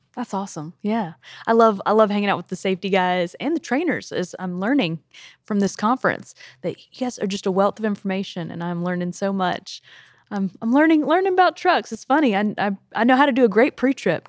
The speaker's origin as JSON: {"language": "English", "region": "South Carolina", "country": "United States", "moved": "as an adult", "lives_now": "Tennessee, United States", "said": "I'm from South Carolina"}